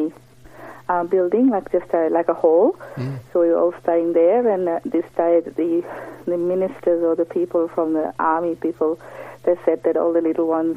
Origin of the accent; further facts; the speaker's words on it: Fiji; now in Launceston, Australia; I come from Fiji